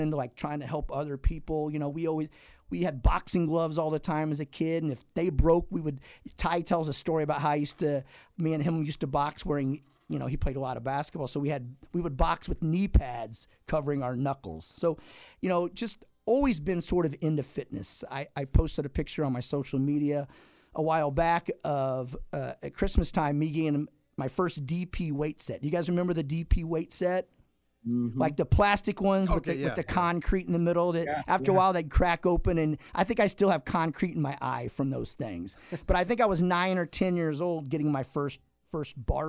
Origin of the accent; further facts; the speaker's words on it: Campsville, Illinois, United States; I grew up in Calhoun County, you know, actually Campsville, a town of about 400 people at the time.